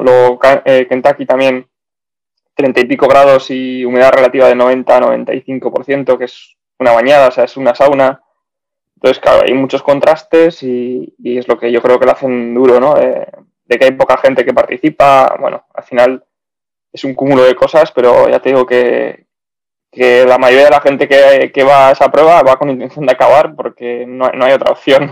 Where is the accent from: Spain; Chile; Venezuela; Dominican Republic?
Spain; Bilbao, Basque Country; moved away as an adult; also born or lived in Zaragoza / Belgium / South of England; soy de, Bilbao, he vivido fuera también bastantes años.